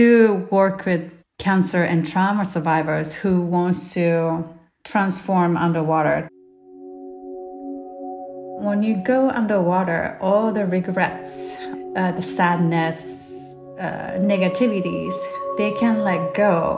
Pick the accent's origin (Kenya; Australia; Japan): Japan; moved away; I'm from Japan originally